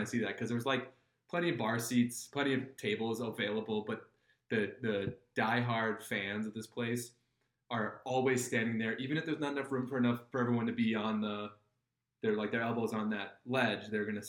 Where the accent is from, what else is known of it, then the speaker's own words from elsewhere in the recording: Minneapolis, Minnesota, United States; I'm from the Twin Cities